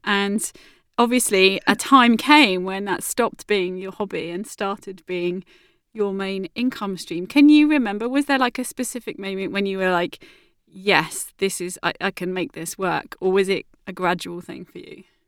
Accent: Southampton, South East England, United Kingdom; It is my hometown and it's where I live now.

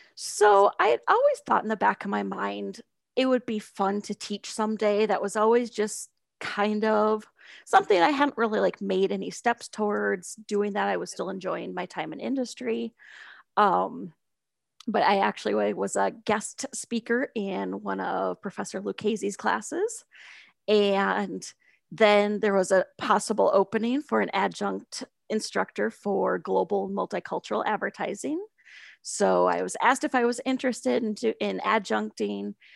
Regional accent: Sioux Falls, South Dakota, United States; moved away as an adult; also born or lived in South Florida / San Francisco / Shanghai; I grew up in Sioux Falls

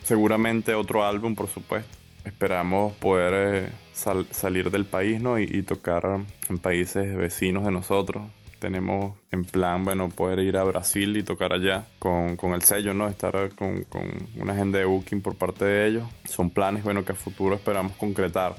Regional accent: Venezuela; somos de Venezuela

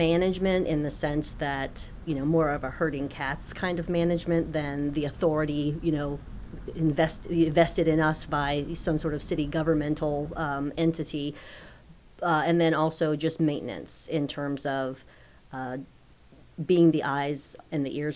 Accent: New Orleans, Louisiana, United States; also born or lived in Palatka, Florida; now in Lakeland, United States; I'm originally from New Orleans

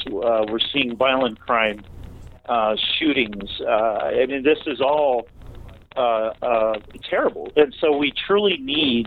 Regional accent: San Francisco, California, United States; I grew up in San Francisco, California

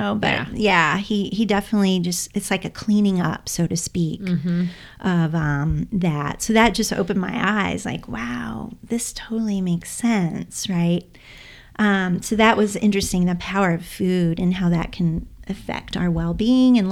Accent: Indiana, United States; I'm from the Midwest. I'm from Indiana, so Midwest girl too.

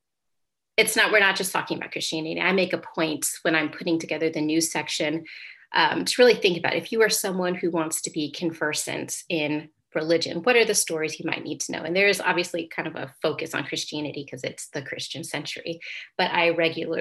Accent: Indiana, United States; I'm from Indiana, Hoosier pride

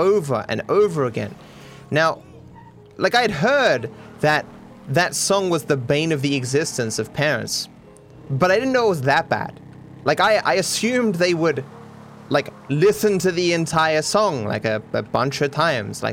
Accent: Australia; they thought I was from Austria rather than from Australia

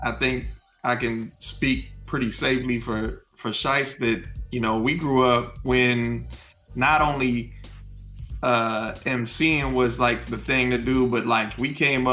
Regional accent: Southern California, United States; moved away as an adult; now in Kentucky, United States; I'm originally from Southern California

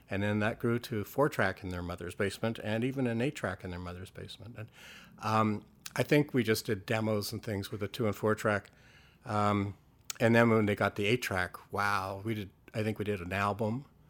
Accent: Canada; growing up in Canada

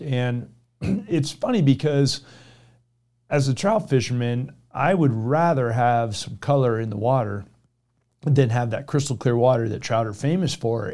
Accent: Florida, United States; moved away; Naples, Florida, which is my home state

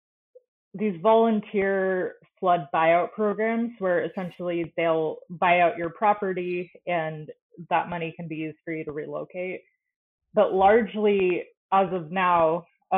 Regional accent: Florida, United States; I grew up in Florida

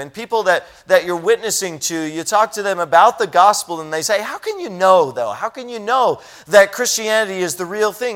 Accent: United States; as an American

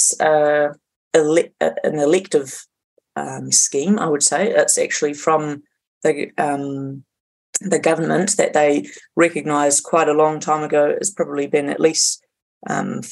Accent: Hauraki Plains, Waikato, New Zealand; moved away as an adult; also born or lived in Canterbury; now in Auckland, New Zealand; I grew up in the Hauraki Plains, which is on the top of the North Waikato. Born and raised on a small family dairy farm

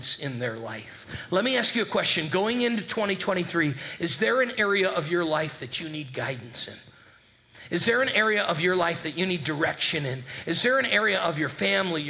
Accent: Northeast, United States; moved away as an adult; also born or lived in Birmingham, Alabama; now in Richmond, Virginia, United States; we grew up in the Northeast

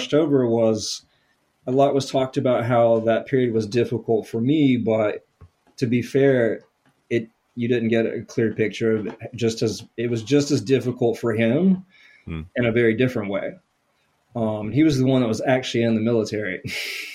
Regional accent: Atlanta, Georgia, United States; moved away as an adult; also born or lived in New Orleans / North Carolina; I'm from the Atlanta area

